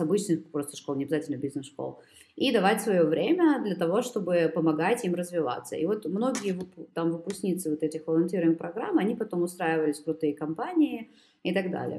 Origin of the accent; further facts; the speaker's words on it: Kyiv, Ukraine; now in Germany; я родом из Киева